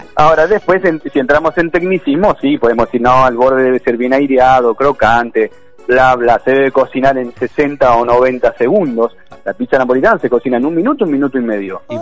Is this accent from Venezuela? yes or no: no; Argentina